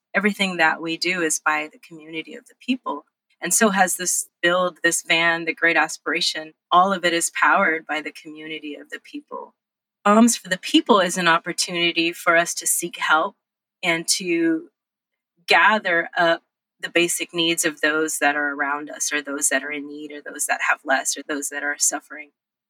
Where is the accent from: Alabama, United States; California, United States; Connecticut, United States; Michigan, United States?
California, United States; Los Angeles; born or raised there; also born or lived in Monterey Bay